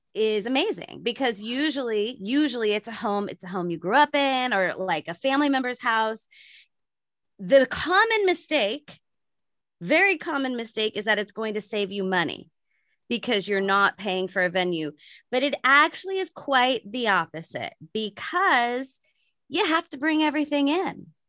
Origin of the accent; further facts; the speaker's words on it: San Francisco Bay Area, California, United States; I'm not in San Francisco right now, but I'm from, I'm from San Francisco Bay Area